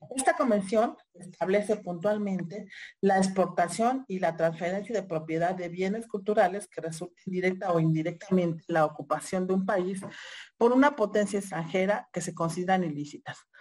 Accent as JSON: {"language": "Spanish", "country": "Mexico", "said": "nosotros como mexicanas y mexicanas"}